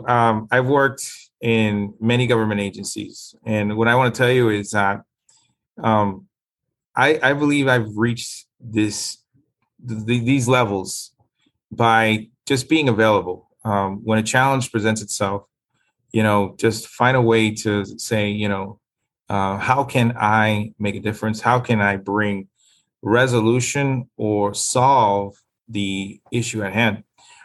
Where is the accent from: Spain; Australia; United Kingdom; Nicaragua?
Nicaragua; now in Florida, United States; I've been in South Florida for the past 42 years. I came from Nicaragua.